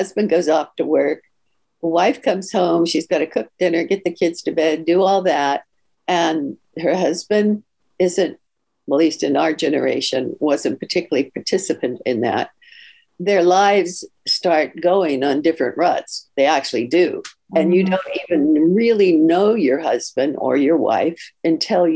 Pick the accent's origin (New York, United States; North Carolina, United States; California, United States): California, United States; Palo Alto; moved away as an adult; now in Florida, United States; I was raised in a very conservative family, and I'm from Palo Alto, California